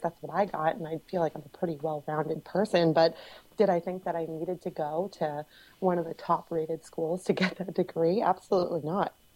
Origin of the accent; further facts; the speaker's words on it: Cape Cod, Massachusetts, United States; I'm from Cape Cod